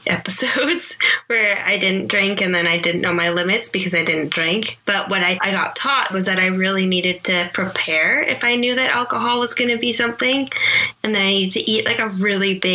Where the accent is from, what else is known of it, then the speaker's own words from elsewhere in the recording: Canada; I'm from Canada